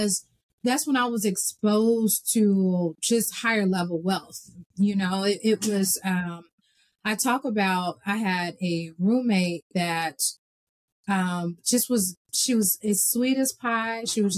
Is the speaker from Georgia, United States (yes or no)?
yes; Atlanta, Georgia, United States; Born and raised in Atlanta, Georgia.